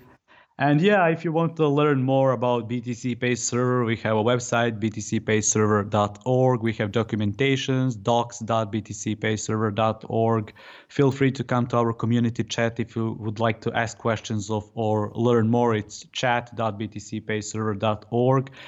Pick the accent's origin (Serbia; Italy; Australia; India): Serbia; I'm from Serbia